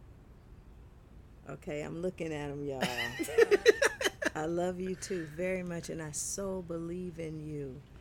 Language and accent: English; Kansas City, Missouri, United States; I grew up in Kansas City, Missouri. I am truly Midwestern.